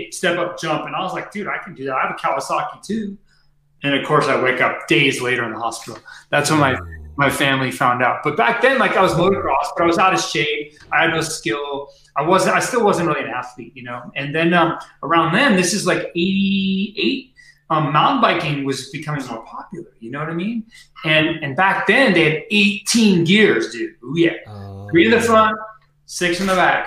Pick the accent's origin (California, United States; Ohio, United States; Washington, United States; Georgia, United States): California, United States; Mission Viejo; now in Boulder, United States; I grew up in Mission Viejo, Orange County.